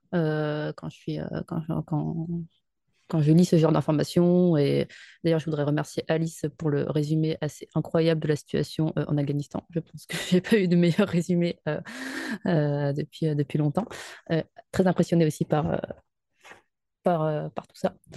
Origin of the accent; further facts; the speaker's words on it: France; also born or lived in Paris suburbs; en tant que Française, au chaud dans sa banlieue parisienne